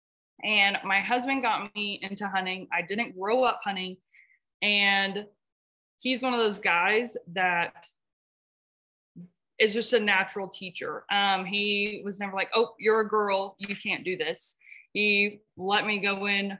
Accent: Peaster, Texas, United States; moved away as an adult; now in Robert Lee, United States; I am originally from Peaster, Texas, which I thought was small until I moved to Robert Lee, Texas

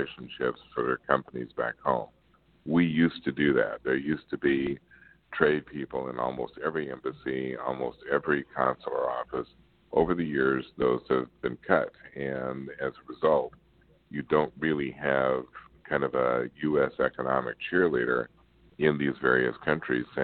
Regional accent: Kansas, United States; I'm from Kansas

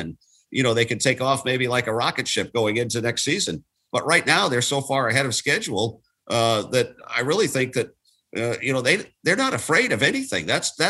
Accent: Lawrence, Massachusetts, United States; moved away as an adult; now in Atlanta, United States; my hometown, Lawrence, Massachusetts. I was in high school

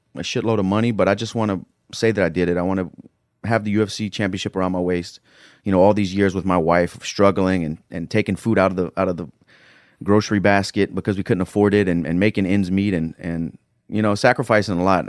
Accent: Lafayette, Louisiana, United States; also born or lived in Florida; I'm from Northside of Lafayette, Louisiana. It's a tough area.

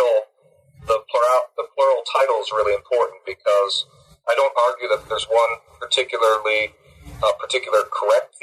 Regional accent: Barrie, Ontario, Canada; moved away as an adult; also born or lived in New Haven, Connecticut / Cambridge, Massachusetts / Montreal / Missouri; now in Sudbury, Canada; I'm Canadian from Barrie, Ontario

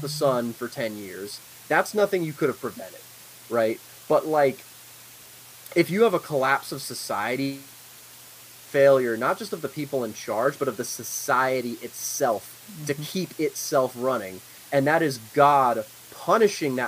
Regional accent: Northern Virginia, United States; also born or lived in Shenandoah Valley, Virginia; I come from Northern Virginia

